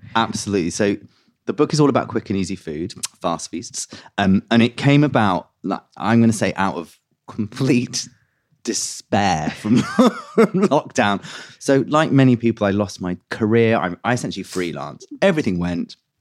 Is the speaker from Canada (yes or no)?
no; London, United Kingdom; I grew up in West London